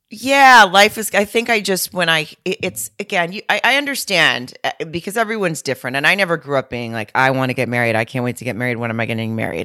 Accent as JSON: {"language": "English", "town": "Lowell", "region": "Arkansas", "country": "United States", "tie": "born or raised there", "moved": "yes", "said": "my hometown in Lowell, Arkansas, right outside of Fayetteville"}